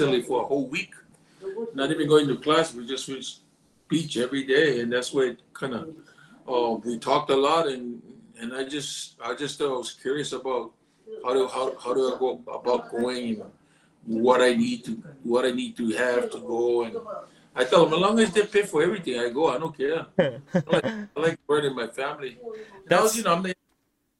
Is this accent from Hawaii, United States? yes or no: yes; Nanakuli, Hawaii, United States; moved away as an adult; now in Japan; originally I'm from Nanakuli. I was born and raised in Hawaii